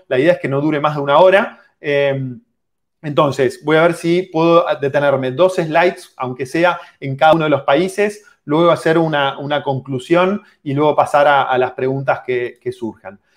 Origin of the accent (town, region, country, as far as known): Argentina